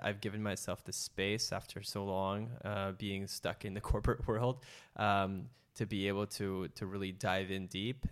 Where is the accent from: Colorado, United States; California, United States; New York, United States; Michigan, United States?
California, United States; San Francisco; I grew up an only child to two immigrant parents from Indonesia and Malaysia. I was born in San Francisco